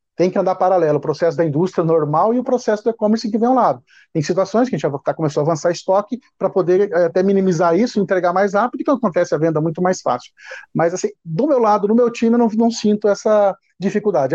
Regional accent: Paranaíta, Mato Grosso, Brazil; moved away as an adult; quando eu tinha cinco anos, eu saí de uma cidade pequena do interior do Paraná e me, com a família, nós nos mudamos para uma pequena cidade no interior do Mato Grosso, Paranaíta

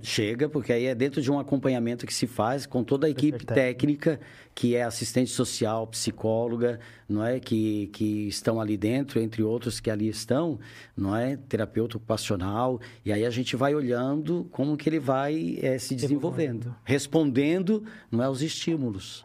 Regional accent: Criciúma, Santa Catarina, Brazil; moved away as an adult; also born or lived in Joinville; eu sou de Criciúma. Criciúma. Mais ao sul ainda de Santa Catarina.

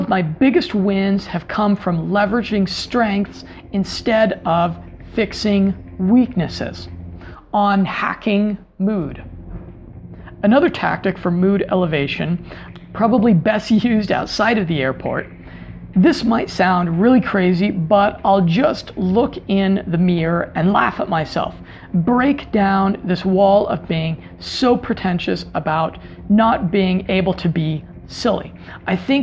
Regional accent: United States; moved away; as an American, as an outsider, as someone from a culture that is different

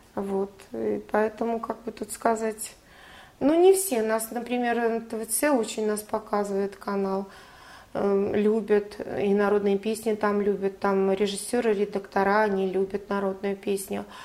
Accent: Russia; я, наверное, русская, и это заложено с, э, с молоком матери

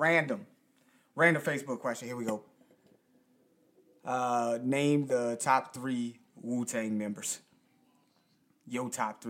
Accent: the South, United States; I grew up in the South

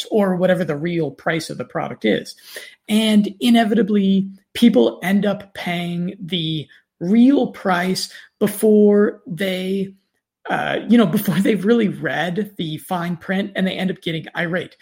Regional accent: United States; accent: standard American; my standard American accent

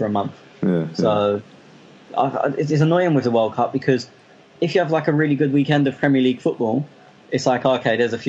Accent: England, United Kingdom; I'm English

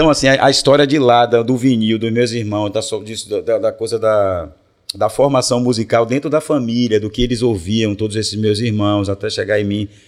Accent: Salvador, Bahia, Brazil; eu sou de Brotas. É Brotas, né, o bairro em cima

